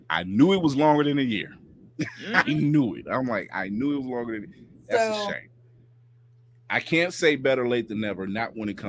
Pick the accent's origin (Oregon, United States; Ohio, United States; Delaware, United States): Ohio, United States; Akron; Shout out to my hometown Akron, Ohio